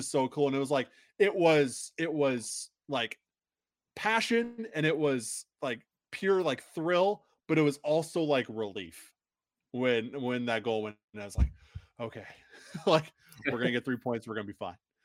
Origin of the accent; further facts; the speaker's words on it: Quad Cities, United States; moved away; back in my hometown. If anybody knows the Quad Cities, it's like half in Iowa, half in Illinois, right on the Mississippi River